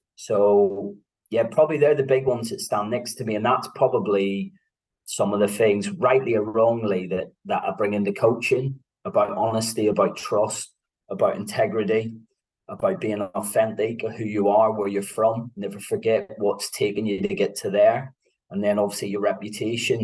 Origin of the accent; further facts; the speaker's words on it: Belfast, Northern Ireland, United Kingdom; also born or lived in Antrim; I was born in 1976 in Belfast, born to uh, mixed religion parents